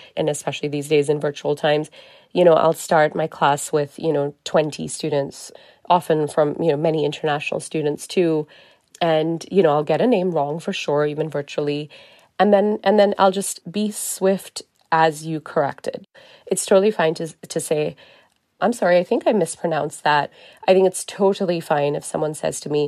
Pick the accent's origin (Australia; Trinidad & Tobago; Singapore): Singapore; growing up in Singapore